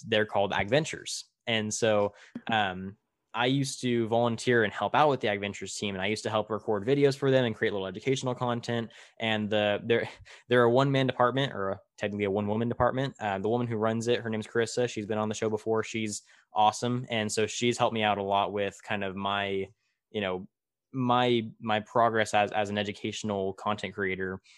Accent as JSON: {"language": "English", "town": "Tulare", "region": "California", "country": "United States", "tie": "born or raised there", "said": "in my hometown of Tulare, which is about an hour south of where I'm at right now, in smack dab middle of California"}